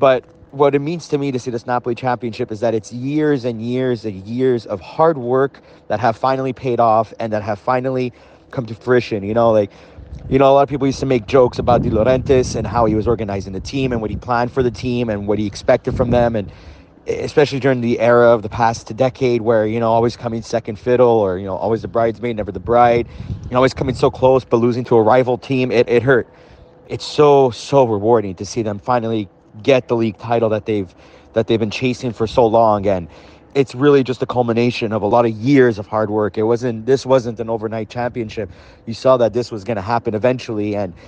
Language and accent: English; Montreal, Quebec, Canada; I'm from Montreal, Canada.